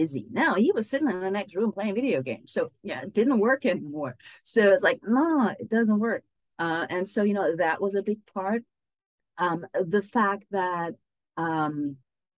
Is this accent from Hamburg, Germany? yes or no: yes; Hamburg, Germany; moved away as an adult; also born or lived in United States; I moved from Germany to the US all by myself. Now I moved back.